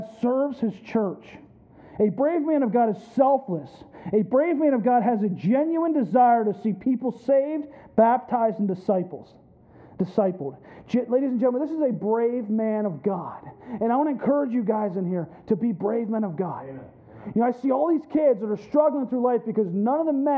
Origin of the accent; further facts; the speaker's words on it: Pennsylvania, United States; now in Florida, United States; I grew up in Pennsylvania, landlocked PA, mountains all around me